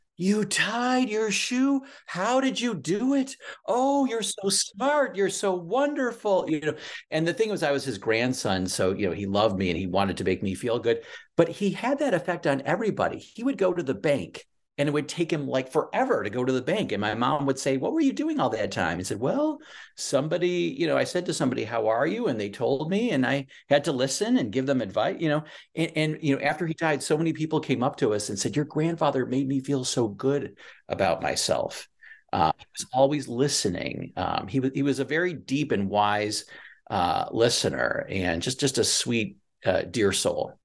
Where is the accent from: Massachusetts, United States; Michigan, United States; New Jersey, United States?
Michigan, United States; I'm from Michigan